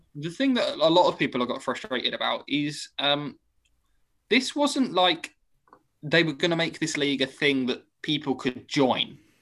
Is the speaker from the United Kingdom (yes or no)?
yes; United Kingdom; I am British.